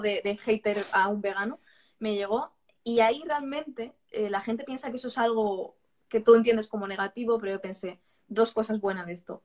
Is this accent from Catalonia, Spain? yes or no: yes; Barcelona, Catalonia, Spain; now in Valencia, Spain; Yo, yo, soy valenciana de adopción. O sea, yo nací en Barcelona.